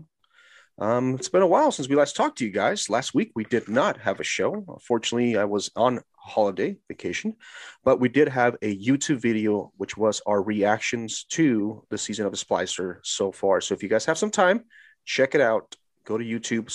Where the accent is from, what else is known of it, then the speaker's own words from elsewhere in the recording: California, United States; I am from California